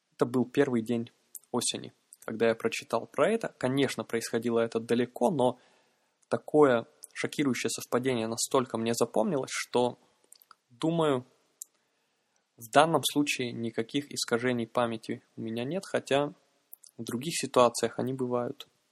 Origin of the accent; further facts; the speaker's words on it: Yaroslavl, Yaroslavl Oblast, Russia; я человек из Ярославля